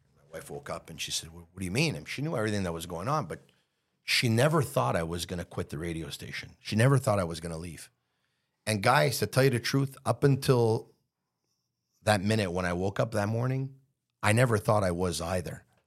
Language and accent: English; Montreal, Quebec, Canada; I grew up in Montreal